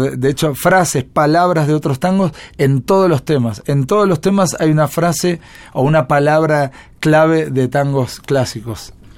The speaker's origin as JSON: {"language": "Spanish", "region": "Buenos Aires", "country": "Argentina", "tie": "born or raised there", "said": "Nací en Capital Federal, hoy Ciudad Autónoma de Buenos Aires"}